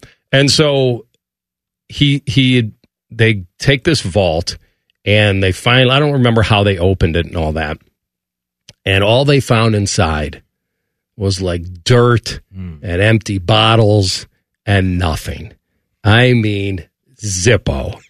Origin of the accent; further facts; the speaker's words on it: Chicago, Illinois, United States; the Elegant Farmer is a place that I know growing up in Chicago